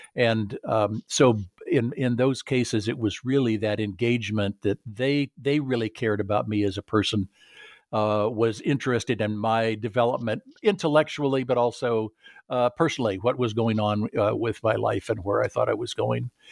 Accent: Southern California, United States; I grew up in Southern California

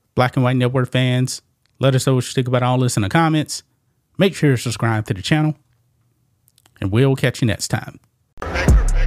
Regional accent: Southeast Texas, United States; I grew up in, um, Southeast Texas

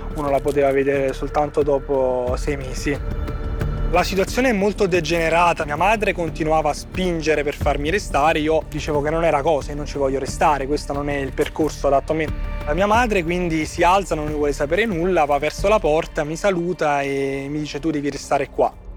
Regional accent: Naples, Campania, Italy; ho 26 anni e vengo da Napoli

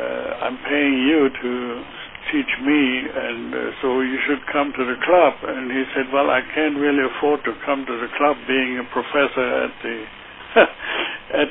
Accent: Heidelberg, Baden-Württemberg, Germany; moved away; I grew up in Heidelberg, Germany

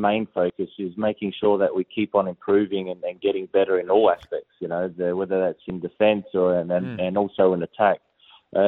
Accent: Australia; moved away as an adult; growing up in Australia

